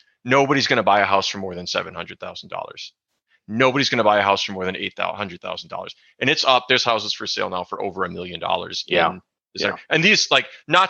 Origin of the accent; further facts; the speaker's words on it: New Ulm, Minnesota, United States; also born or lived in Kansas; now in Longmont, United States; where I grew up in New Ulm, Minnesota